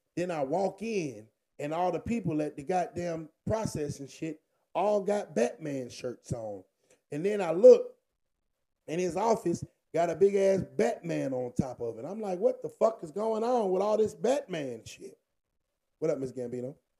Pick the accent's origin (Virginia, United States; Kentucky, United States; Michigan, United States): Virginia, United States; I'm from Virginia.